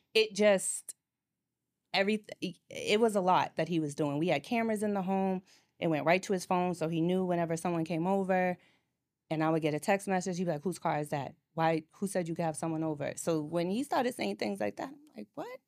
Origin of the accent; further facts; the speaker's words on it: Boston, Massachusetts, United States; moved away as an adult; now in Atlanta, United States; I'm originally from Boston